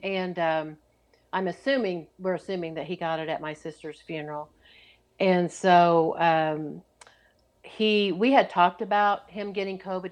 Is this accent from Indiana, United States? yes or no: no; Oklahoma, United States; I grew up in Oklahoma